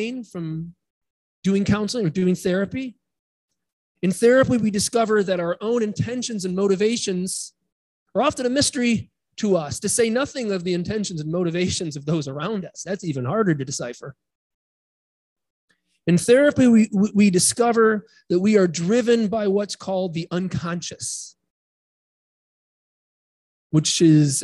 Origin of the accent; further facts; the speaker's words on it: Midwest, United States; moved away; I grew up in the Midwest